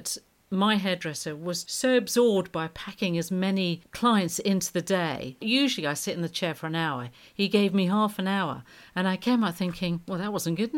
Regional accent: London, United Kingdom; I grew up in Streatham in South London, we had a John Lewis store

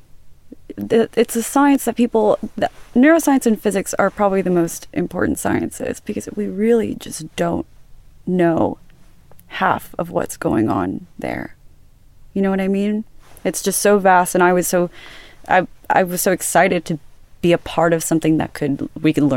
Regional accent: Los Angeles, California, United States; also born or lived in Santa Barbara; I grew up in Woodland Hills in California, Los Angeles

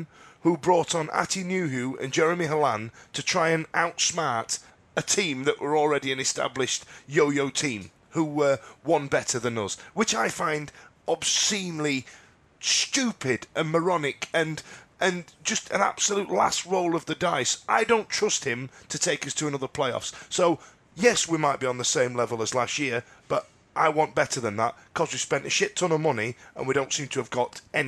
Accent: United Kingdom; And we don't believe that because we're British and we do things proper.

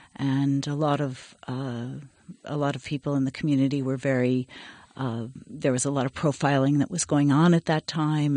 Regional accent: Berkeley, California, United States; I grew up mostly in Berkeley

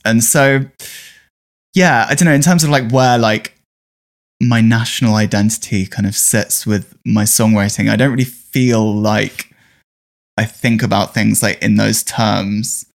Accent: London, United Kingdom; I'm from North London, um, a very suburban area, and it was really boring growing up where you know, where I grew up.

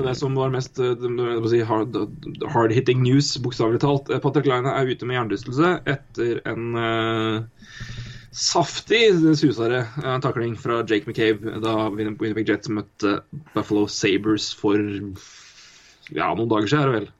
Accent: Elverum, Innlandet, Norway; also born or lived in Oslo; Jeg og søstera mi har ganske mye skitt stæsja hjemme i Elverum.

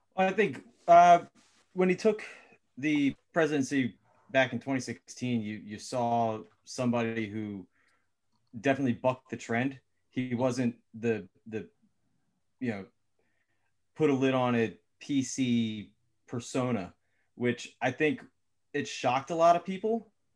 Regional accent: Philadelphia, Pennsylvania, United States; also born or lived in West Chester; I was born in North Philly.

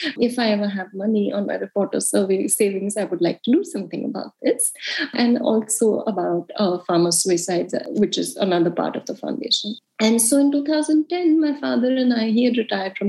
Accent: India; moved away as an adult; also born or lived in United States / Mumbai; I grew up in India

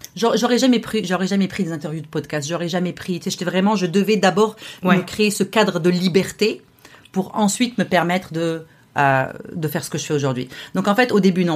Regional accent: Morocco; now in Montreal, Canada; qu'au Maroc, mon pays d'origine.

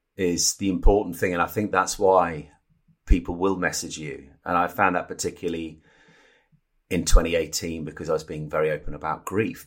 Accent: Norfolk, East of England, United Kingdom; the village where I grew up in Norfolk

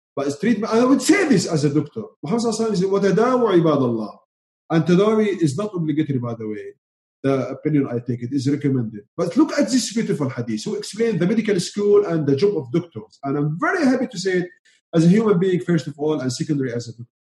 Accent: Syria; first language Arabic; English is a second language; moved away; I'm from Syria, Arabic speaker

